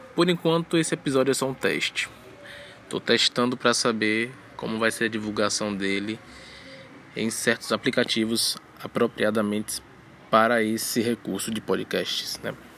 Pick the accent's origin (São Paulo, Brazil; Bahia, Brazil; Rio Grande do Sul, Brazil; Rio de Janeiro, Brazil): Bahia, Brazil; sou da Bahia.